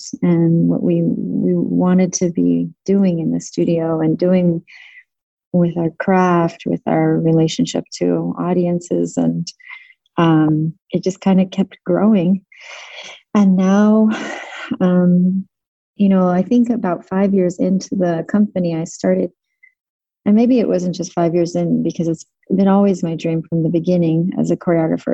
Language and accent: English; Connecticut, United States; moved away as an adult; also born or lived in Salt Lake City, Utah, United States / Tel Aviv, Israel; and then moved to Connecticut and trained in, when I was about nine